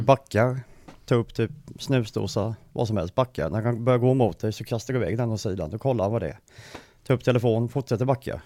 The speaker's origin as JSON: {"language": "Swedish", "area": "Lilla Anneberg", "region": "Jönköping County", "country": "Sweden", "tie": "born or raised there", "said": "Jag är uppvuxen i Lilla Anneberg"}